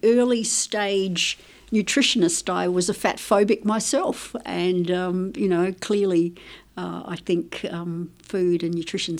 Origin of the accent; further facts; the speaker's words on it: Tuscany, Italy; born there; My background's Italian, so I was born in Italy, in Tuscany, actually.